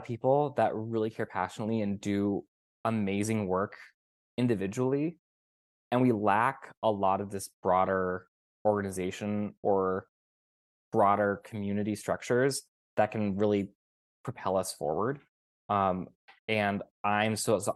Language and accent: English; Sacramento, California, United States; moved away; I was just back in California a month or two ago, where I grew up in Sacramento